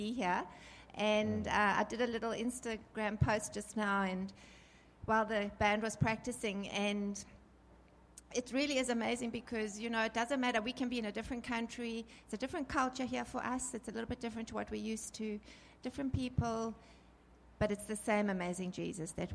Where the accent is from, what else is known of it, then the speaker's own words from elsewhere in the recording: Johannesburg, Gauteng, South Africa; we're from Joburg